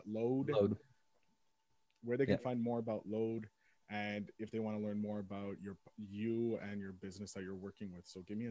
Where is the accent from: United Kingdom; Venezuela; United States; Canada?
United Kingdom; England; having the English and French names but being English, you know, so that's where I get it from.